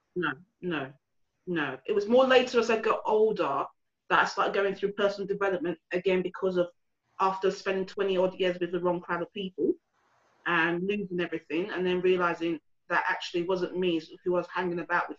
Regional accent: London, United Kingdom; moved away; also born or lived in Essex / north of England; I grew up in Hackney, so where there's a lot of people looked like me

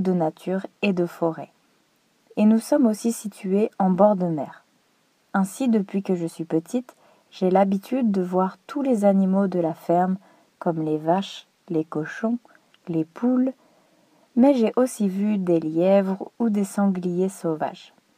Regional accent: France; je suis française

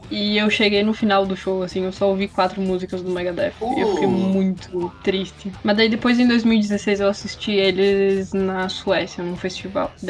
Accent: Veranópolis, Rio Grande do Sul, Brazil; eu sou de Vera.

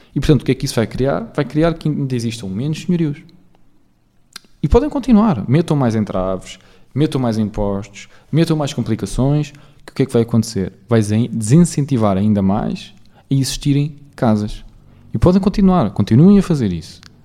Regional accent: Portugal; eu também cresci em Portugal, porque eu. Uh, pá, penso em português, falo português, sou português

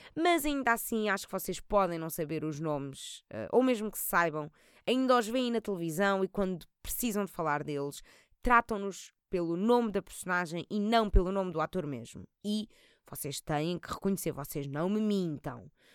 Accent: Portugal; E somos tugas

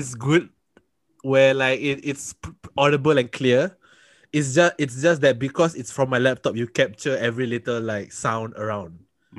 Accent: Singapore; a podcast about being Malay from Malays who come from different countries. … I'm from Singapore.

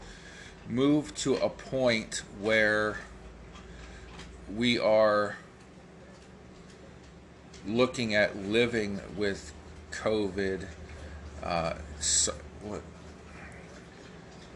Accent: United States; I'm an American

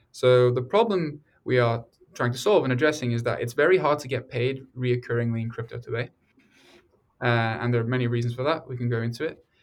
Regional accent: Norway; moved away as an adult; also born or lived in England; now in United States; I grew up in Norway and England largely before moving to America for university

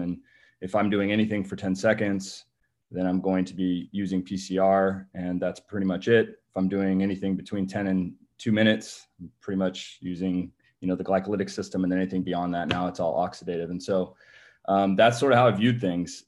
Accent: California, United States; moved away as an adult; also born or lived in Massachusetts / Memphis, Tennessee; I'm originally from California, so, um, you know, born and raised

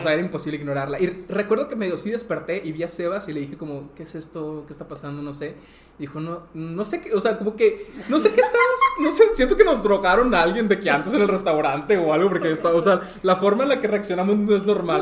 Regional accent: Monterrey, Nuevo León, Mexico; Soy de Monterrey, pero vivo poco en Monterrey

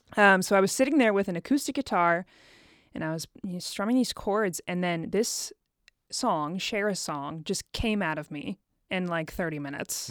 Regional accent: Dayton, Ohio, United States; moved away as an adult; also born or lived in Chicago, Illinois; now in Nashville, United States; I was born and raised in Dayton, Ohio

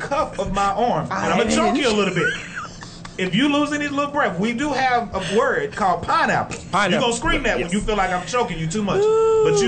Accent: Texas, United States; I'm from Texas.

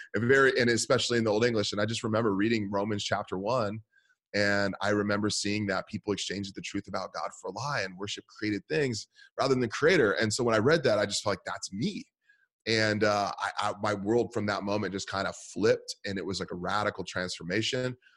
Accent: San Francisco Bay Area, California, United States; I grew up in the San Francisco Bay Area.

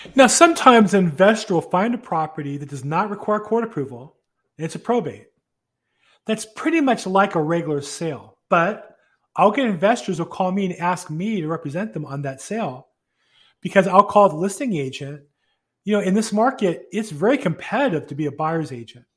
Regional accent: California, United States; also born or lived in Florida; I grew up here in California

